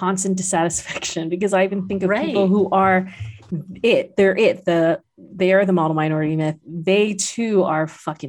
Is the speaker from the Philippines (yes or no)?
yes; Philippines; they came this far, I'm indebted to them, and they gave up so much that I sometimes feel stunted as a Filipino.